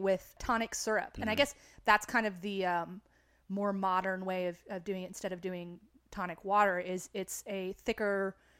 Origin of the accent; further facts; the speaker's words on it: United Kingdom; I can say that I'm British.